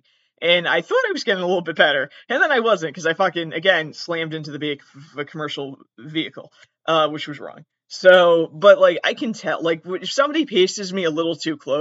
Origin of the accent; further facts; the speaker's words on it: southern Massachusetts, United States; I'm very specifically from southern Massachusetts